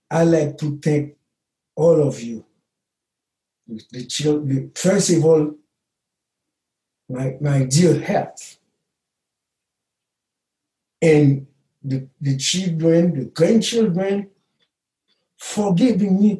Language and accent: English; Haiti; moved away as an adult; now in Chicago, United States; Haiti is my soul, United States is my mind.